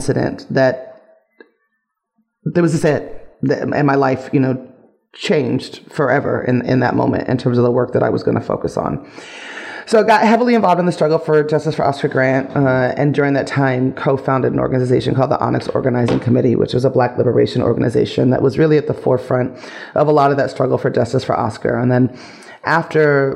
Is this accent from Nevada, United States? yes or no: yes; Las Vegas, Nevada, United States; moved away as an adult; also born or lived in Los Angeles; I was born and raised in Las Vegas, Nevada